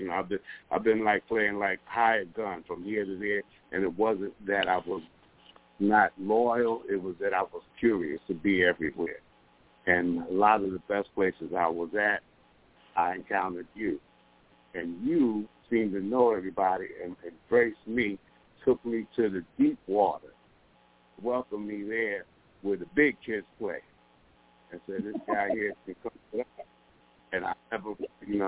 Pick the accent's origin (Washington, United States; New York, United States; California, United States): New York, United States; New York City; now in Rochester, United States; I'm from down from Harlem, you know, but I'm here in Rochester